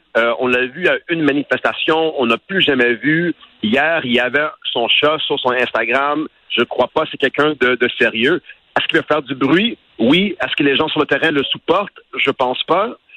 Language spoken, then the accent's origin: French; Montreal, Quebec, Canada; j'ai grandi à Montréal, Saint-Denis, Beaubien